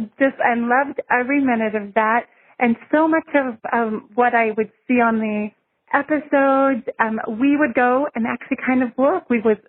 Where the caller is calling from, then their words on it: Fort Leavenworth, Kansas, United States; I'm calling from Fort Leavenworth, Kansas.